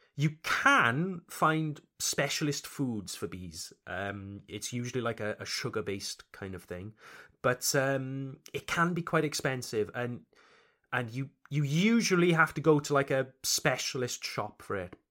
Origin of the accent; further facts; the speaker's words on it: Wales, United Kingdom; accent: Welsh; first language English; moved away as an adult; also born or lived in Alsace, France; now in Strasbourg, France; I come from Wales, Le Pays de Galles, Wales, in the United Kingdom, Le Royaume-Uni, the United Kingdom. English is indeed my first language, but where I come from, we have a strong accent.